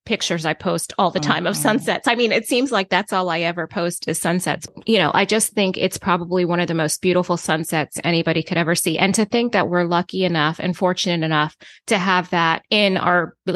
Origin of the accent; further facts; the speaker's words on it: U.S. Virgin Islands; I hate to be cold because I grew up in the Virgin uh-huh. Islands